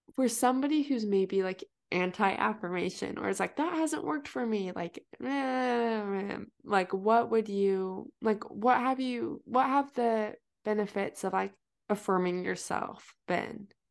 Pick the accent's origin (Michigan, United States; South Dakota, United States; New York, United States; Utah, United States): Utah, United States; I'm from Utah